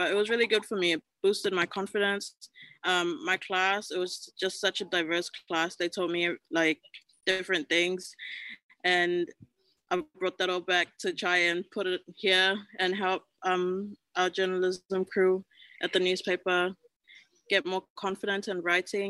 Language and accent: English; Tokelau; I said I was from Tokelau and they were just like, where's that? I was just like, just this little island off the Pacific.